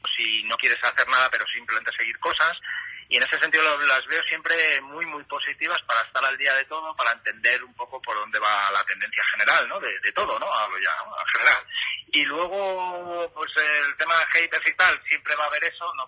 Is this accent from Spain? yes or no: yes; Madrid, Community of Madrid, Spain; yo en mi caso que soy de Madrid